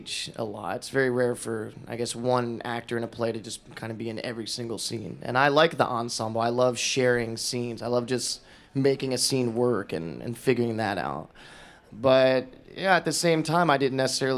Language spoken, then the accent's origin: English; Florida, United States; I grew up in Florida. Like, the town I grew up in is like 7,000 people